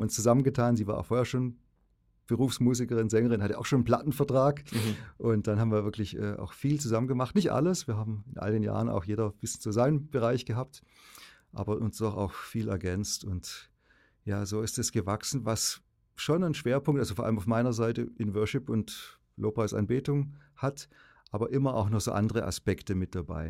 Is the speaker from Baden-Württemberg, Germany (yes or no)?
yes; Ravensburg, Baden-Württemberg, Germany; ich bin 64 in Ravensburg, Oberschwaben geboren, gut katholisch aufgewachsen im besten Sinne